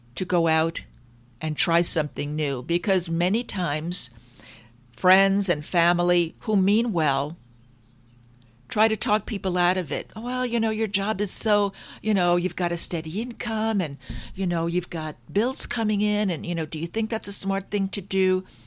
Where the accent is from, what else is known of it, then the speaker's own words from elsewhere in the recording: Long Island, New York, United States; I grew up in New York on Long Island